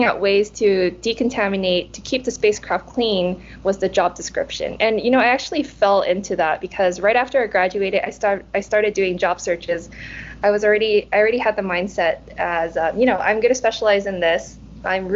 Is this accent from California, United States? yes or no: yes; California, United States; English is a second language; also born or lived in Nottingham; I was born and raised in California